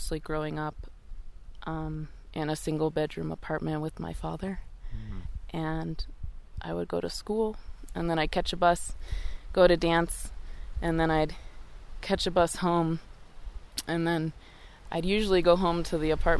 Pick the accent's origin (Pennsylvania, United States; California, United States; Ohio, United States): Ohio, United States; Akron; I grew up in Akron, Ohio